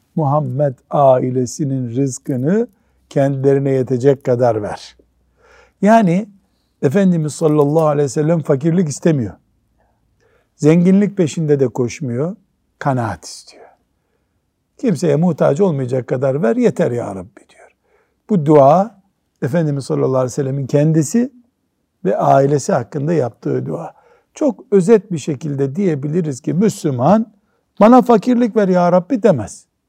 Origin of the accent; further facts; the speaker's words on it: Black Sea Region, Turkey; bizim Karadeniz'de